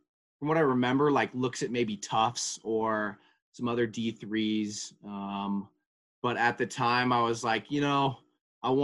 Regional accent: California, United States; moved away; I'm from California

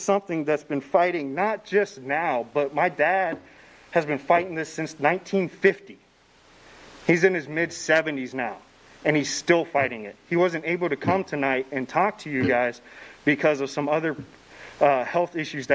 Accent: Lawrence, Kansas, United States; I grew up in Lawrence

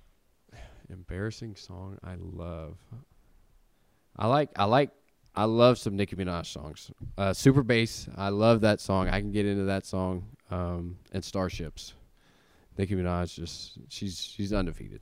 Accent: Tennessee, United States; growing up in Tennessee, um, my whole life

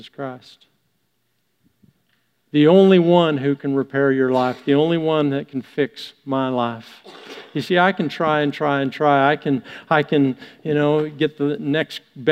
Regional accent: Canada; being Canadian

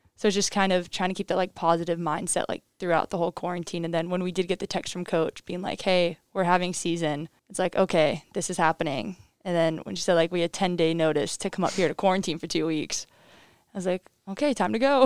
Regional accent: Crystal River, Florida, United States; moved away; I'm from Crystal River, Florida

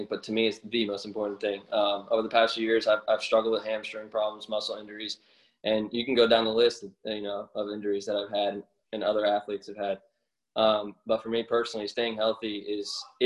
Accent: Lakeland, Florida, United States; I'm from Lakeland, Florida

